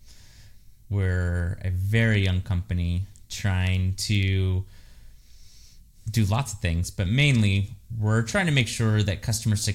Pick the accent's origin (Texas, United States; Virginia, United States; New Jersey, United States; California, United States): California, United States; I'm born and raised in California